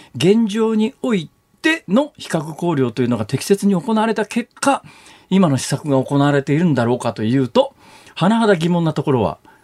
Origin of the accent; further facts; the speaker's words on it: Iruma, Saitama, Japan; moved away; 育ったね、埼玉県の入間っていう